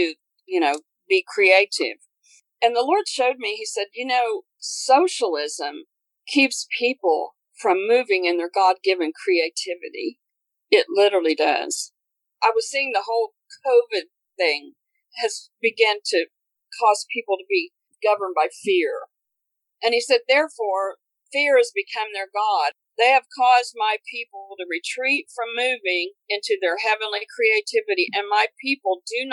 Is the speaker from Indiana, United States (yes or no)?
yes; Connersville, Indiana, United States; I'm from Indiana, Connersville, Indiana